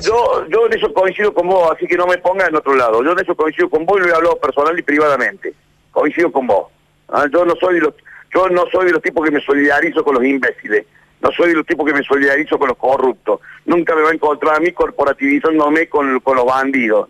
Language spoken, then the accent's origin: Spanish; Argentina; somos los argentinos